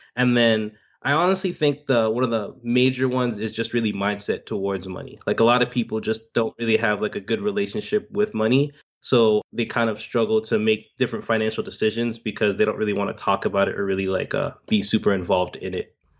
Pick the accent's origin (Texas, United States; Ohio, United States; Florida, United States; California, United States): Florida, United States; Miami; I'm born and raised in Miami